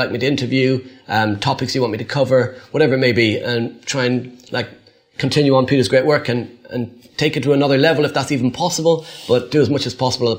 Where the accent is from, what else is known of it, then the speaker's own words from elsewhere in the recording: Ireland; being Irish